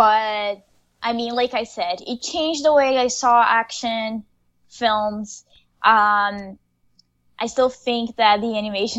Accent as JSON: {"language": "English", "region": "North Region", "country": "Brazil", "tie": "born or raised there", "moved": "yes", "said": "growing up in Brazil, my 90s were kind of like your 80s, because everything is just like so delayed."}